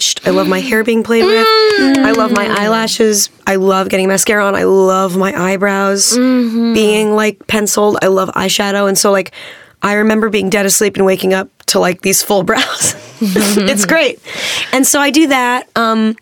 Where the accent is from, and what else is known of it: Manhattan Beach, California, United States; born or raised there